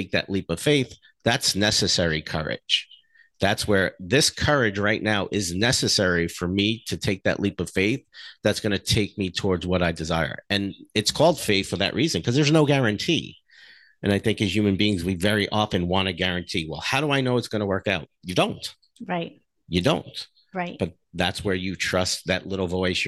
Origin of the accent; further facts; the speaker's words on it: New Jersey, United States; I grew up in New Jersey